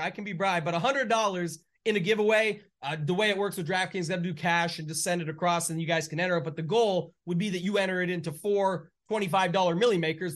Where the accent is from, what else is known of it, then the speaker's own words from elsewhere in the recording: Canada; being Canadian